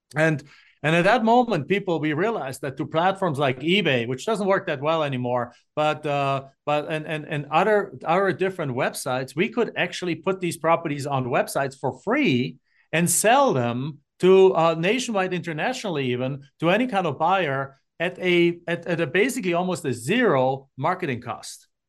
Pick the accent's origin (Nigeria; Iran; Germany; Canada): Germany; moved away as an adult; now in Phoenix, United States; I'm not from the United States. I'm from Germany, and I came in nineteen ninety-seven on a student exchange program to finish my college degree